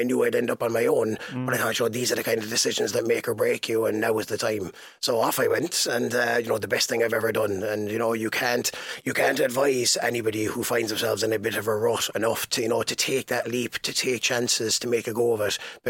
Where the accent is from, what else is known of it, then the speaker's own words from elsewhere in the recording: County Waterford, Munster, Ireland; accent: Waterford; also born or lived in Swansea, Wales / Carlow; I've got a bit of a unique twang, all right, yeah. Stephen. A hybrid model is right. I was born and bred in County Waterford and yeah. I was there for 23 years. Yeah. And then I moved to the UK and I actually spent 11 years living in South Wales in Swansea.